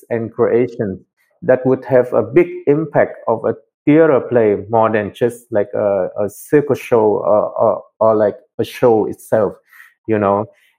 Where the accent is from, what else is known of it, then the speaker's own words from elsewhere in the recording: Germany; English is a second language; also born or lived in Vietnam; I was born in Vietnam, but I grew up in Germany, actually. So I came to Germany as a teen, and then went to school for ballet and circus arts there.